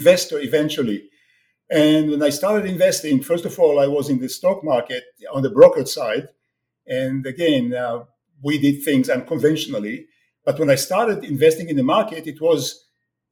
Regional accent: Israel; moved away as an adult; also born or lived in France / United States; now in Toronto, Canada; I was born in Israel many years ago, and I served in the Israeli army in the Six Days War, 67.

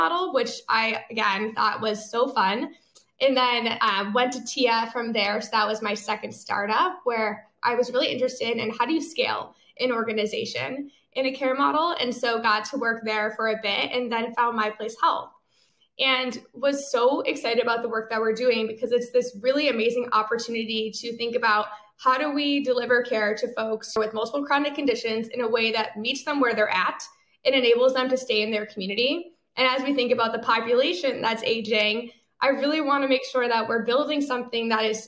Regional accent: Syracuse, New York, United States; moved away as an adult; also born or lived in Boston, Massachusetts; I'm originally from Syracuse, New York

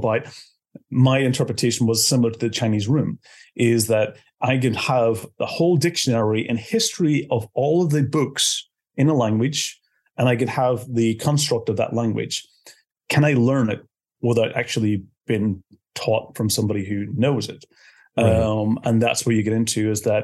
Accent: Belfast, Northern Ireland, United Kingdom; moved away as an adult; now in Estonia; I'm originally from Belfast, from Northern Ireland, but I've been based in Estonia for the last 20 years.

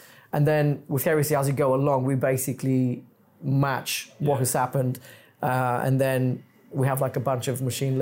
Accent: Bulgaria; English is a second language; moved away as an adult; now in London, United Kingdom; I wasn't born here. I've lived here for 17 years, but I'm originally from Bulgaria

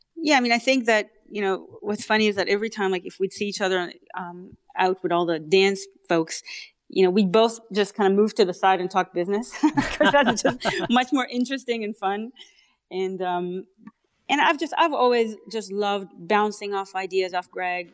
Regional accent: Canada; accent: Canadian; also born or lived in Israel; I'm Canadian. so, um, yeah, Israeli and then Canadian. Um, but I can't I can't shake off the accent

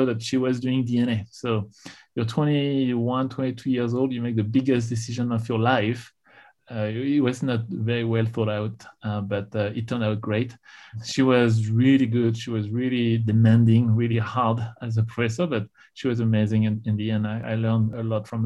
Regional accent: Tours, Centre-Val de Loire, France; accent: no accent; English is a second language; moved away; So I grew up in France, in Tours. It's the center of France. So it's a part of France where there is no accent.

